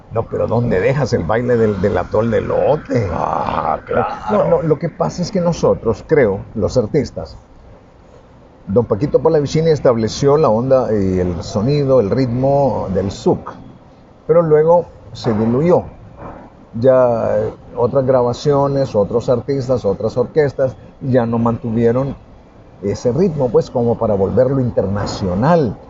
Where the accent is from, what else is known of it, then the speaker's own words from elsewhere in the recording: El Salvador; nos detectan que somos salvadoreños.